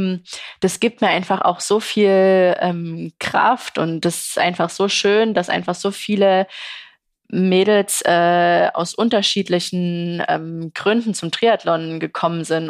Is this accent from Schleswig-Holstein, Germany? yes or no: no; Saxony, Germany; als sächsische Sportlerin